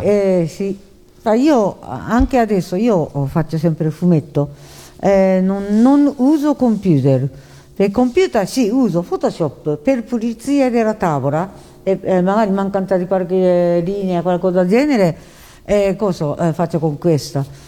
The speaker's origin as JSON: {"language": "Italian", "country": "Japan", "tie": "born or raised there", "also_born_or_lived": "China", "second_language": "Italian", "moved": "as an adult", "lives_now": "Italy", "said": "non sono nata in Giappone, io sono nata in Cina uh, durante la guerra, seconda guerra mondiale"}